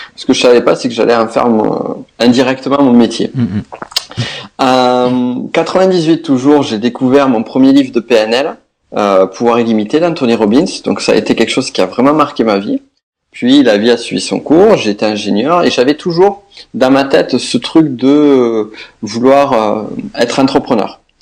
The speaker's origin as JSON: {"language": "French", "region": "south-west France", "country": "France", "accent": "south-west", "said": "comme vous l'entendrez, mon accent, je viens du sud-ouest"}